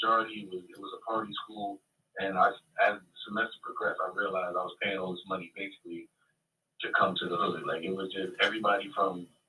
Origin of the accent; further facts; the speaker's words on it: Chicago, Illinois, United States; I'm from Chicago, Illinois.